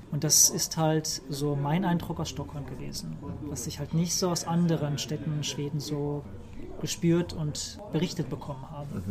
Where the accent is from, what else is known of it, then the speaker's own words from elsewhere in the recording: Germany; moved away as an adult; also born or lived in Trollhättan, Sweden; now in Sweden; als Deutscher